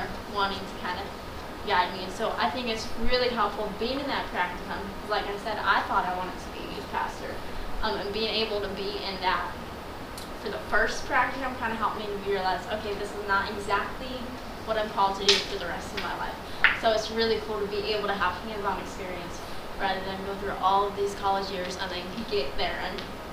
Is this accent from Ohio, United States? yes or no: yes; Millersburg, Ohio, United States; Abundant Life in my hometown, Millersburg, Ohio